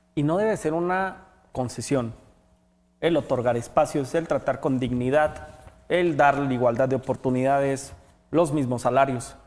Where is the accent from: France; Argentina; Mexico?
Mexico